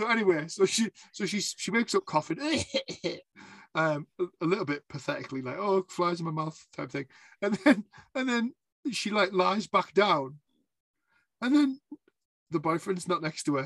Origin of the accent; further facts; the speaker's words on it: the north of England, United Kingdom; I'm Northern England